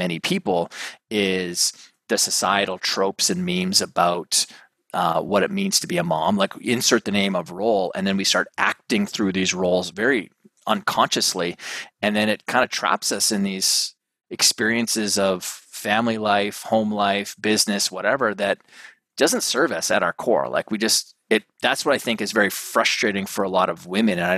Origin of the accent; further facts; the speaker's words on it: Canada; now in New York City, United States; I got my family up here because I'm originally Canadian